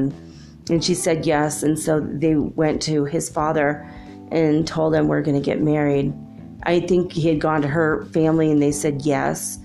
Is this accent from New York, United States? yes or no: no; Los Angeles, California, United States; moved away; also born or lived in Minnesota; I grew up in Los Angeles